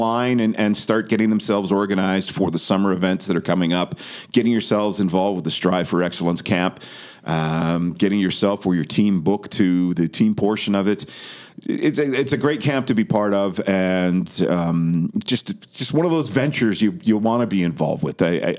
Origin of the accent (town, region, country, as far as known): Vancouver, British Columbia, Canada; born or raised there; moved away